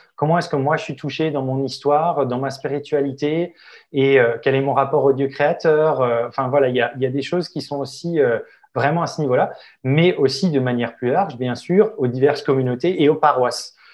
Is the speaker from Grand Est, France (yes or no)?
yes; Alsace, Grand Est, France; chez moi en Alsace